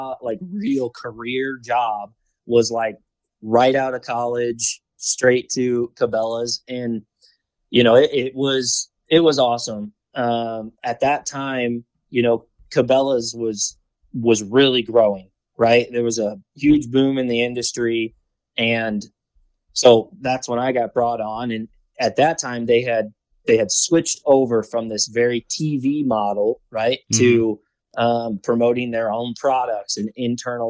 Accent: Missouri, United States; moved away as an adult; not too far from where I grew up in Missouri again.

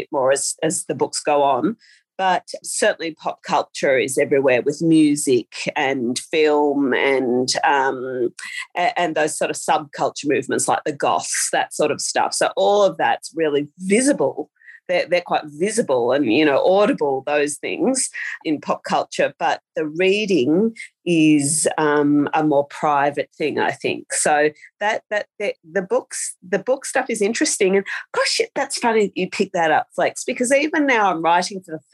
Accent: Australia; an Australian author

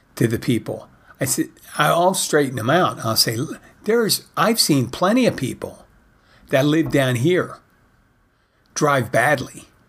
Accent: Philadelphia, Pennsylvania, United States; now in Florida Keys, United States; I grew up in Philadelphia

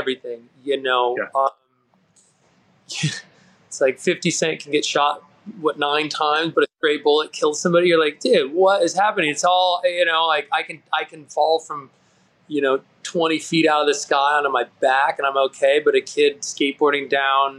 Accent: San Diego, California, United States; I grew up in Southern California near the beach

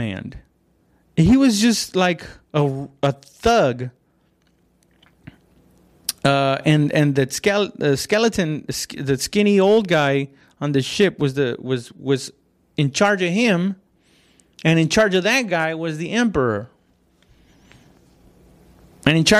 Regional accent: West Texas, United States; I'm from West Texas

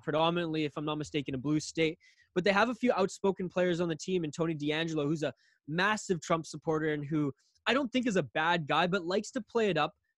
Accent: Northern British Columbia, Canada; also born or lived in Victoria, British Columbia / Vancouver Island; me growing up in Northern BC

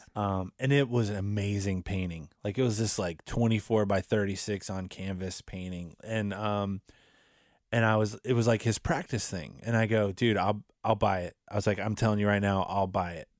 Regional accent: United States; this is my hometown

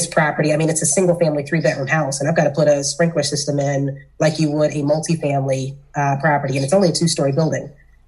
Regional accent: Philadelphia, Pennsylvania, United States; I'm from South Philly. I'm from the hood

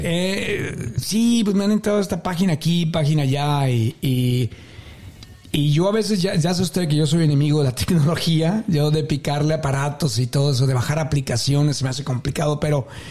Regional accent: Mexico; nosotros como mexicanos

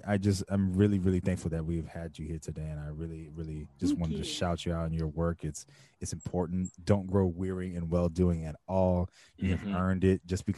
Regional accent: Jamaica; I'm Jamaican.

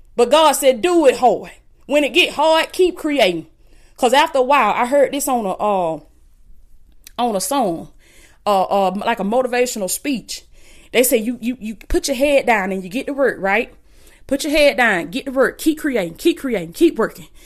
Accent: Blakely, Georgia, United States; I came from Willis Kane Projects in Blakely, Georgia. The projects, food stamps

